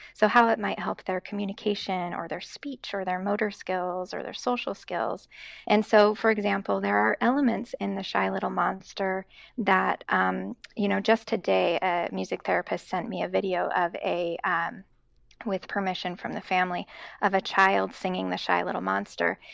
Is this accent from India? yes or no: no; Boise, Idaho, United States; moved away as an adult; also born or lived in Seattle / Boston; now in West Lafayette, United States; born and raised in Boise, Idaho